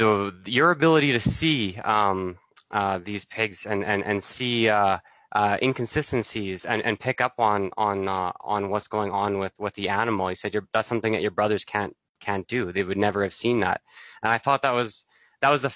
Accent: Altona, Manitoba, Canada; I'm from Altona, Manitoba, which is an hour south of Winnipeg, right at the border. So that's where I grew up

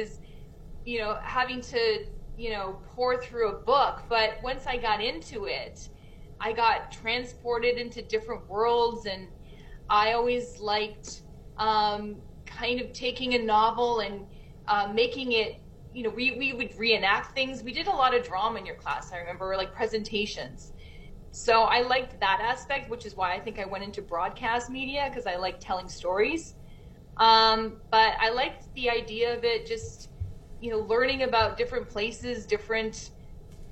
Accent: Winnipeg, Manitoba, Canada; moved away as an adult; I was one of those people that left, but then I came back to my hometown

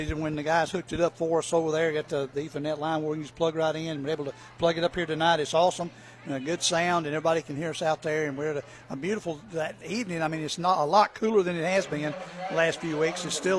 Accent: Clermont, Georgia, United States; I grew up in Claremont.

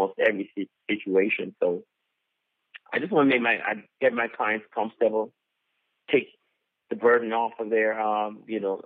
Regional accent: Jamaica; now in Tallahassee, United States; I'm Jamaican, and so I started a Caribbean club here in Tallahassee

